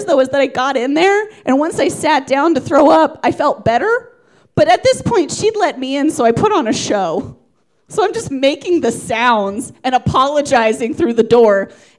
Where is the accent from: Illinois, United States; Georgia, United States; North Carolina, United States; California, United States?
Georgia, United States; Atlanta; Georgia. Do you remember Atlanta, Georgia?